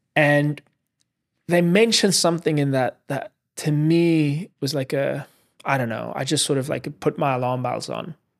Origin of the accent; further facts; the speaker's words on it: South Africa; moved away as an adult; now in New York City, United States; I grew up in South Africa